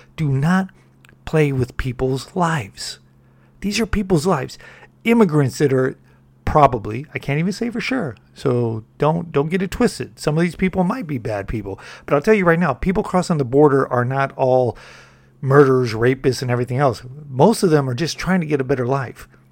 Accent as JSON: {"language": "English", "region": "California", "country": "United States", "said": "I'm from Cali"}